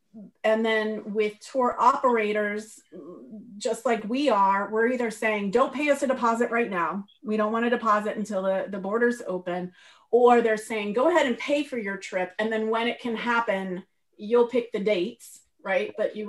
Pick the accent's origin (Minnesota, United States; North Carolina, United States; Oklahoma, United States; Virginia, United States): Virginia, United States; Northern; moved away as an adult; also born or lived in Maryland / Feltre, Italy; now in Trentino, Italy; I'm from Northern Virginia, right outside of Washington, D.C. We moved to Maryland 7 years ago.